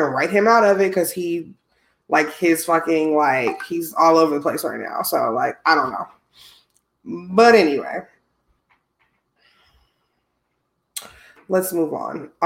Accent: Midwest, United States; I'm from the Midwest

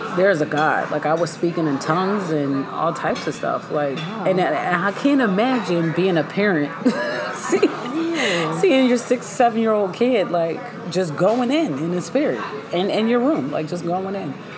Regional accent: Pittsburgh, Pennsylvania, United States; we lived in Cedar Ridge Apartments in Laurelville, PA. I'm from Pittsburgh

